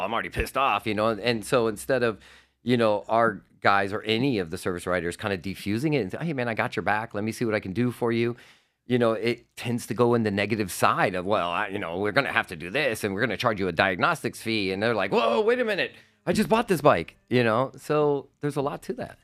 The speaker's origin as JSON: {"language": "English", "town": "Homestead", "region": "Florida", "country": "United States", "tie": "born or raised there", "said": "Ducati Revs in Homestead, which is my hometown"}